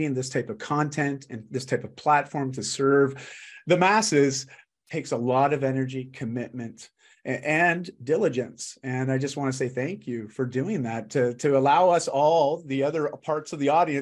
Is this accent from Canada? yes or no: yes; Canada; I'm just Canadian